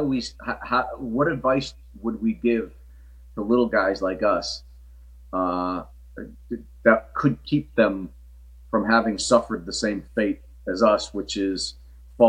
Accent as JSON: {"language": "English", "town": "New Britain", "region": "Connecticut", "country": "United States", "tie": "born or raised there", "said": "where I grew up in New Britain"}